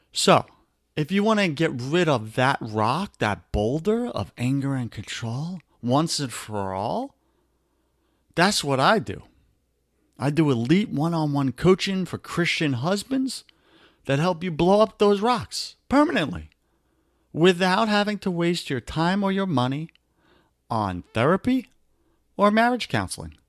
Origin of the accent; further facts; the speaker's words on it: New York, United States; accent: New York; my New York accent